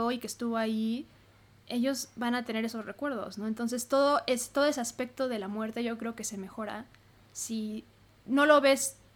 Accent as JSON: {"language": "Spanish", "town": "Hermosillo", "region": "Sonora", "country": "Mexico", "lives_now": "Mexico City, Mexico", "said": "cómo estudié aquí en la Ciudad de México, yo soy de Hermosillo"}